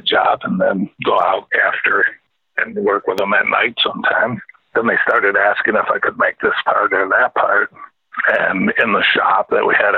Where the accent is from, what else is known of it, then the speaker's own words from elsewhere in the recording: Williams Bay, Wisconsin, United States; moved away as an adult; also born or lived in Alabama / Chicago area; I grew up in Williams Bay, Wisconsin